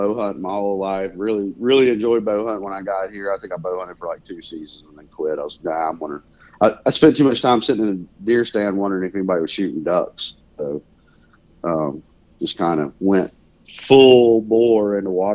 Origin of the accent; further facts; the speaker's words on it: Mississippi, United States; moved away as an adult; also born or lived in Louisiana / Hawaii / Kansas; now in Wichita, United States; Originally I was from Mississippi, grew up there, deer hunting, turkey hunting, a little bit of waterfowling, but not a lot.